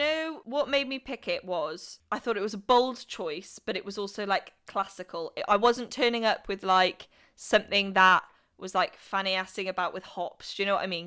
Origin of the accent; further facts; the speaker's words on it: Welsh, Wales, United Kingdom; being Welsh